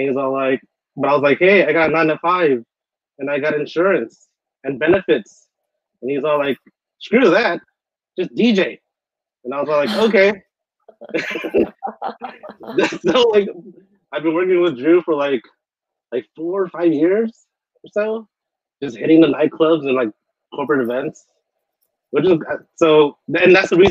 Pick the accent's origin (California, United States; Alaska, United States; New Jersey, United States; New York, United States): California, United States; Long Beach; I'm from Long Beach, California